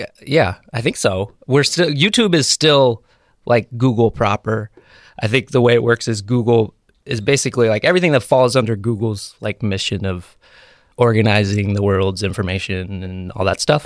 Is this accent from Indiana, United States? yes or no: no; Brewster, New York, United States; I grew up in a town called Brewster.